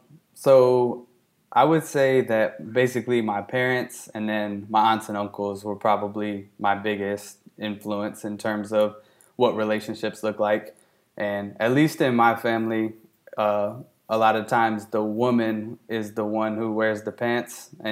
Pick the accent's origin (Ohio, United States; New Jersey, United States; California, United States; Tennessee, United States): Tennessee, United States; Columbia; also born or lived in England; We moved from England to Columbia, Tennessee, whenever I was 2 or 3 years old.